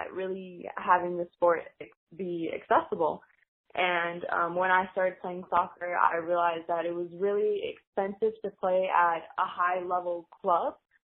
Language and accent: English; Greenville, United States; I kind of grew up with that, even though I grew up in here in Greenville.